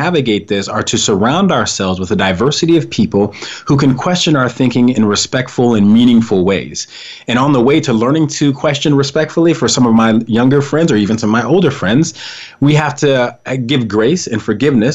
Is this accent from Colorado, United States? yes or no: yes; Colorado, United States; I was raised in Colorado